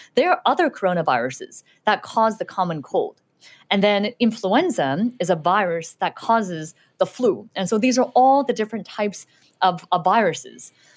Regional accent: Southern California, United States; English is a second language; also born or lived in Shanghai, China / Utah; I lived there for a few years, and then we, we moved to Los Angeles, and I mainly grew up in Southern California

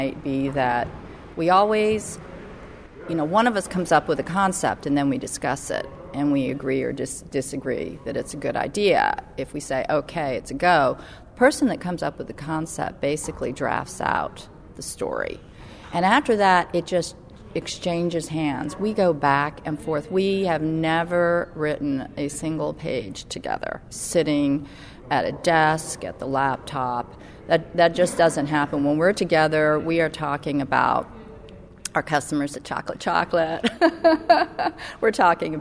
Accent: Northern Virginia, United States; growing up in Northern Virginia

